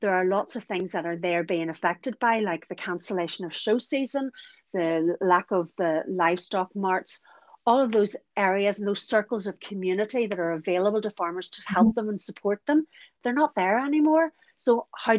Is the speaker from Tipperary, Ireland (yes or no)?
no; County Donegal, Ireland; I'm from Donegal and I live about 7 miles from the scene of an accident